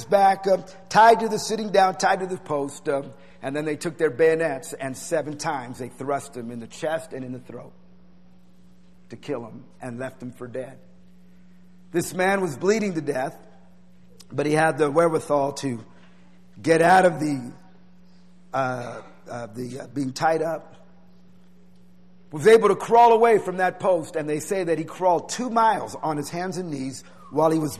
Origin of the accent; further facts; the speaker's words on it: Tucson, Arizona, United States; having Pastor Warner as your pastor growing up in Tucson Church